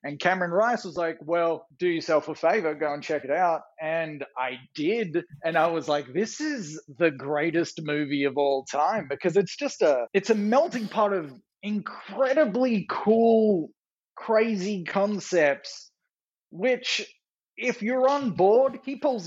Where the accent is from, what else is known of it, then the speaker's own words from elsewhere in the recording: Australia; I'm an Australian writer, producer, director